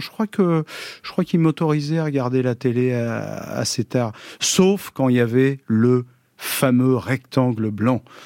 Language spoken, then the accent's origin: French; Toutainville, Normandy, France; also born or lived in Pont-Audemer; ma jeunesse, c'était en Normandie, à Toutainville, un petit village. Je suis né à Ponto de Mer.